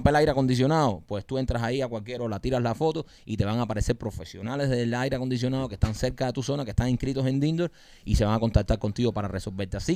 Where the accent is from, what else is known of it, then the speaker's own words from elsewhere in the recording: Cuba; born there; nosotros que nacimos en Cuba y tenemos pasaporte americano